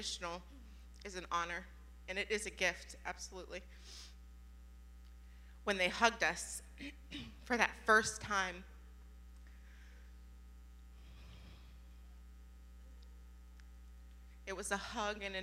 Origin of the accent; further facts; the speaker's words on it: Youngstown, Ohio, United States; I was born in Youngstown, being a part of a very rough neighborhood